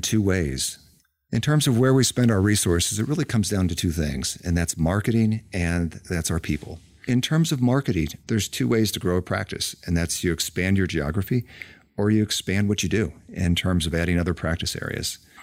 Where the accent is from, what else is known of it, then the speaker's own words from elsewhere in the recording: Illinois, United States; moved away as an adult; now in Georgia, United States; growing up in Illinois